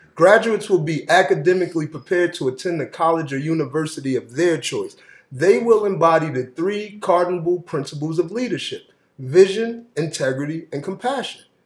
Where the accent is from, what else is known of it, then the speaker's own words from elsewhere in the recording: Springfield, Massachusetts, United States; also born or lived in Jersey City, New Jersey / Pennsylvania; I grew up in Springfield, Massachusetts. I'm born in Jersey City